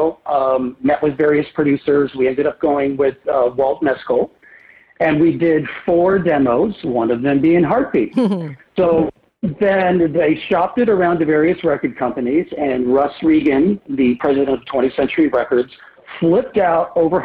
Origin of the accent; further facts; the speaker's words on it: Port Colborne, Ontario, Canada; also born or lived in Welland, Ontario / Niagara Peninsula; growing up in Port Colborne and Welland, Ontario